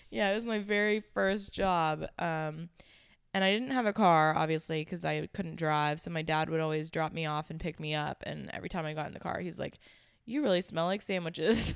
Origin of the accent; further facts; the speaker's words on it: Pittsburgh, Pennsylvania, United States; moved away as an adult; also born or lived in Charlotte, North Carolina; now in Jacksonville, United States; I was born and raised in Pittsburgh, Pennsylvania